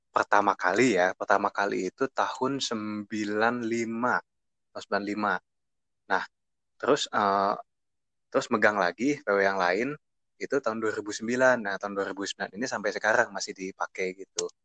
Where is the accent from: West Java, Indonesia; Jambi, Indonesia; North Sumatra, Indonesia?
West Java, Indonesia; Bogor; Perkenalkan … gue dari Bogor.